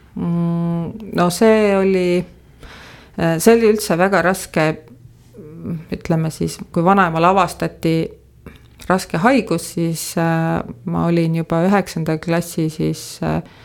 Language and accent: Estonian; Tabivere, Tartu County, Estonia; born or raised there; also born or lived in Tallinn; now in Põltsamaa, Estonia